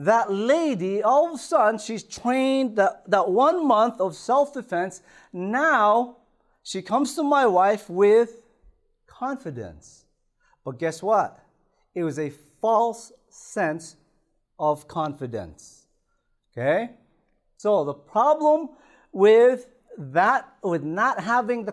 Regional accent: Toronto, Ontario, Canada; also born or lived in Philippines; I was born in the Philippines, grew up in Toronto

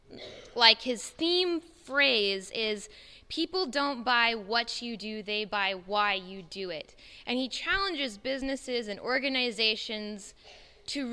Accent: South Central Oklahoma, United States; we're from South Central Oklahoma.

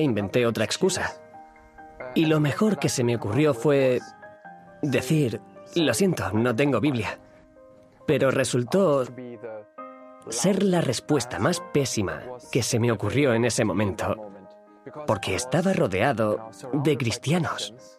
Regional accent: East Germany, Germany; moved away as an adult; also born or lived in Bogenhofen, Austria; now in Austria; Nací en Alemania del Este, en una familia atea, en un entorno social casi completamente secular

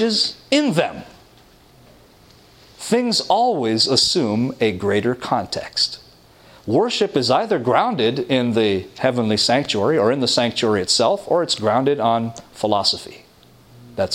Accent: Toronto, Ontario, Canada; I come from Toronto

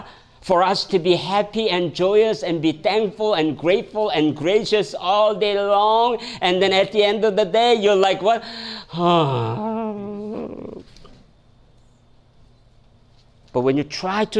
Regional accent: South Korea; moved away as an adult; now in United States; When I came from Korea

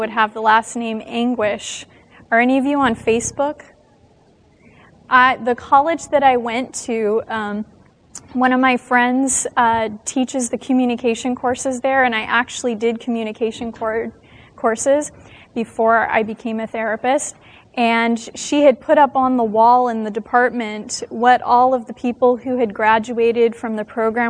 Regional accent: Las Vegas, Nevada, United States; now in California, United States; I am from the state of California. Not originally. I was born in Las Vegas, Nevada

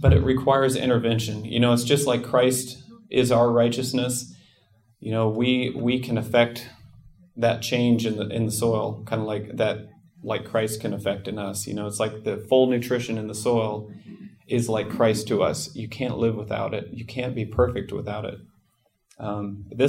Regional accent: Nebraska, United States; I grew up in Nebraska.

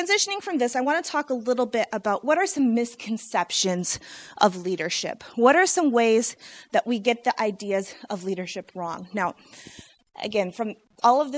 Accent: Michigan, United States; also born or lived in Illinois; I was born in Illinois and raised in Michigan

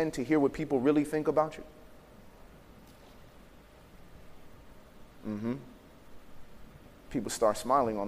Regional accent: Chicago, Illinois, United States; I grew up in Chicago around gangs in a time where it was not cool to be smart.

